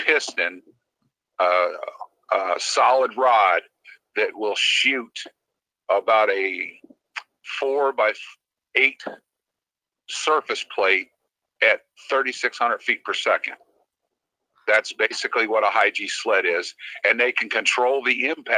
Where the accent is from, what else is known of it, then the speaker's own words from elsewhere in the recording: Cleveland, Ohio, United States; moved away as an adult; Originally I'm from Cleveland. Moved down here to go racing on a pit cruise and stuff when I was, 19 years old